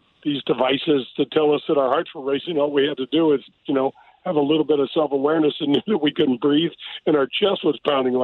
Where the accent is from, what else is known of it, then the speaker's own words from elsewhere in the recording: North County, Missouri, United States; I grew up in North County